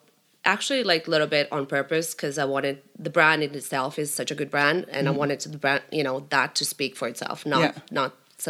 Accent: Finland; also born or lived in Greece; I was born in Greece. Okay. And then I was kind of, I think I was 9 when I moved to Finland, like fully.

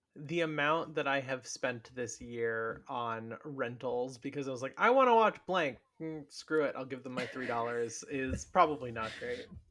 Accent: New York, United States; I grew up in New York, like, we had midnight movies of all the classics

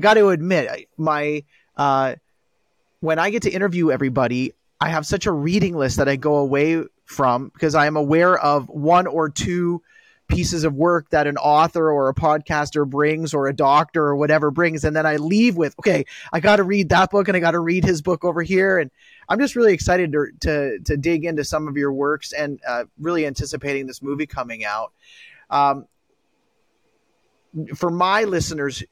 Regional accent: Canada; as a Canadian

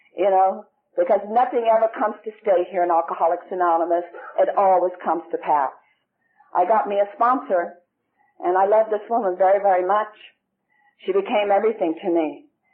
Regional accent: Ireland; moved away as an adult; now in United States; I lived there for 17 and a half years of my life

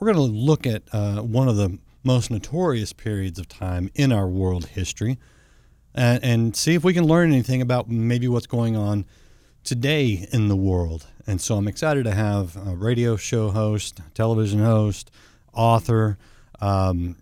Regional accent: Texas, United States; I'm from Texas. We're Dr. Pepper people

